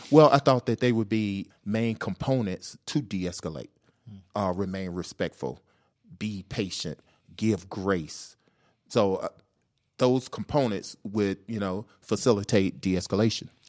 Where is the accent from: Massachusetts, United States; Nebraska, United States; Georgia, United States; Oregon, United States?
Georgia, United States; Atlanta; I'm from Atlanta, born and raised